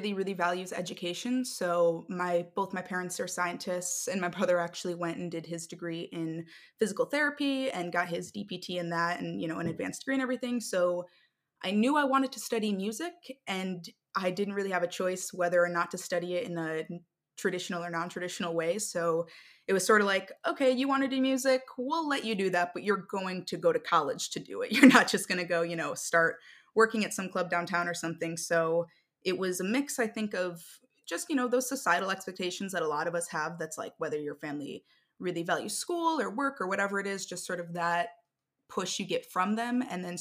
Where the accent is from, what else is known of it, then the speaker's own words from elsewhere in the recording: outside of Chicago, Illinois, United States; moved away as an adult; also born or lived in Boston / Valencia; I grew up outside of Chicago in Illinois, and then I went to Boston for school.